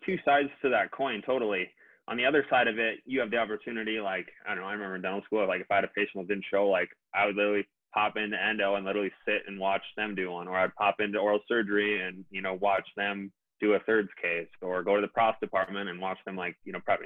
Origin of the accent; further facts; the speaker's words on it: Minnesota, United States; also born or lived in Fargo, North Dakota; I'm from Minnesota.